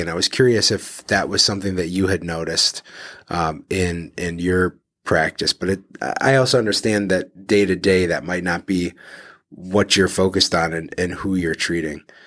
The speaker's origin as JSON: {"language": "English", "town": "Detroit", "region": "Michigan", "country": "United States", "moved": "yes", "lives_now": "Cleveland, United States", "said": "I'm from Detroit originally"}